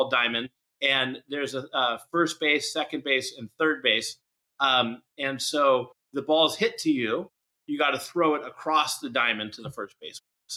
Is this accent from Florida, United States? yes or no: no; San Francisco, California, United States; I was born in San Francisco, California, the Bay Area